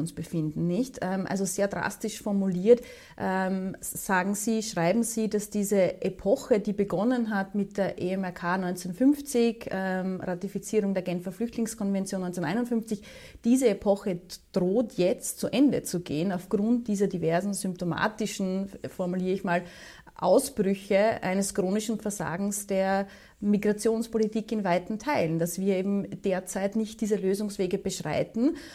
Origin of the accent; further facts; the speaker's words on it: Austria; Wir sind außerdem ein sehr, sehr kleines, noch dazu neutrales Land